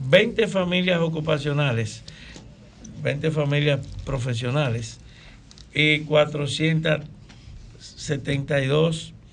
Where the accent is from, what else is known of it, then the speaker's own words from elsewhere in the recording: Salcedo, Hermanas Mirabal, Dominican Republic; tú sabes que yo somos de Salcedo.